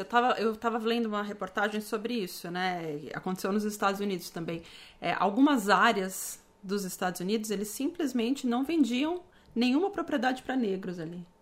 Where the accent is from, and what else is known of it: Brazil; now in Canada